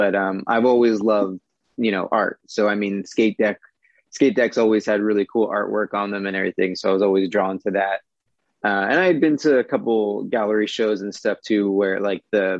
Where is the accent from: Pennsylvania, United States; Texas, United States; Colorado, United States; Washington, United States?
Pennsylvania, United States; Philadelphia; now in Southern California, United States; I'm actually originally from Philadelphia